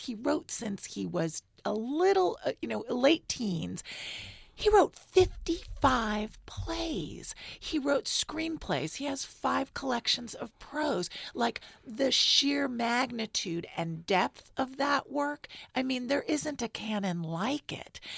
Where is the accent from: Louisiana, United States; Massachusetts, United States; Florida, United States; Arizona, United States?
Florida, United States; Miami; moved away as an adult; also born or lived in New Orleans / Washington / New York; now in San Francisco, United States; I grew up in Miami, went to school in New Orleans, Washington, New York